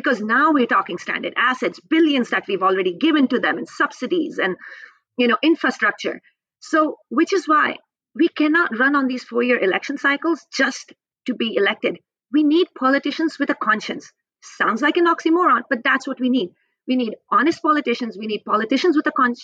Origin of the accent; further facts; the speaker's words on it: Indian Himalayas, India; also born or lived in British Columbia, Canada; now in Vancouver, Canada; I grew up in India, in the Indian Himalayas